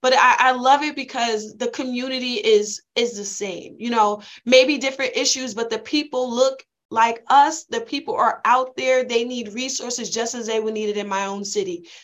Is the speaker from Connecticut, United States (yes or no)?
yes; Bridgeport, Connecticut, United States; I'm from Bridgeport